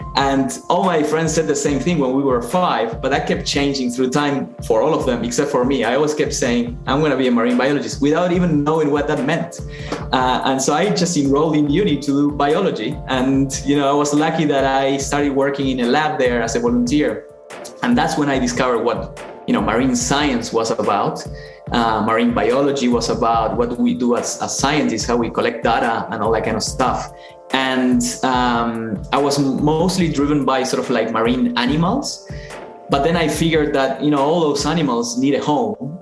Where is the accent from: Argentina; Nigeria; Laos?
Argentina; Buenos Aires; moved away; I'm from Argentina, from Buenos Aires